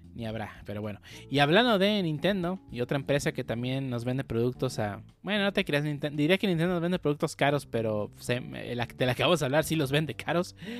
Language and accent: Spanish; Mexico; somos de México